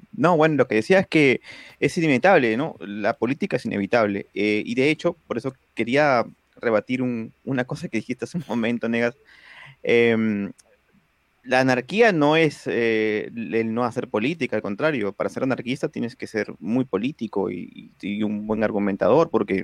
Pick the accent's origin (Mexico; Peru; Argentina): Peru; en mi país, en Perú